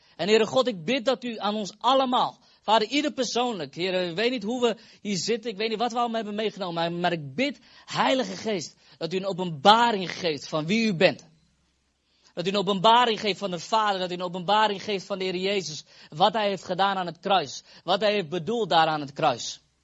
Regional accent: Netherlands; now in Epen, Netherlands; Ik kom uit Fase, oorspronkelijk. We wonen nu in Epen

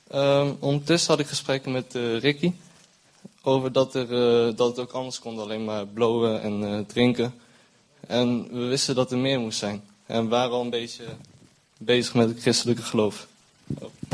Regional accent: Zutphen, Gelderland, Netherlands; moved away as an adult; now in Arnhem, Netherlands; Ik woon sinds eh, vier maanden in Arnhem, maar ben eh, geboren in Zutphen.

